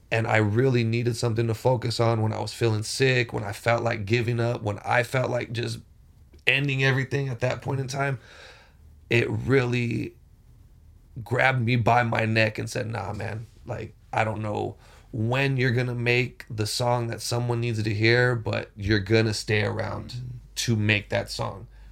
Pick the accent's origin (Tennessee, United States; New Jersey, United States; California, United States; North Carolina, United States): California, United States; Rialto; moved away as an adult; also born or lived in Palm Springs, California; I was born and bred in Rialto, California, but moved to Palm Springs